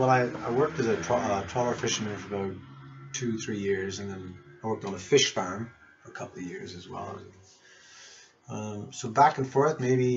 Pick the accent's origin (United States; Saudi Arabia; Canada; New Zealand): Canada; Cape Breton Island, Nova Scotia; moved away; also born or lived in London / Scottish Highlands; Because I came from Cape Breton Island, Nova Scotia, and I'd been on boats and I was familiar with the sea.